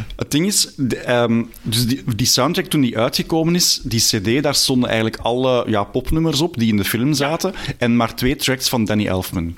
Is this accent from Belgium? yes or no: yes; Belgium; ik ben ik ook een Belg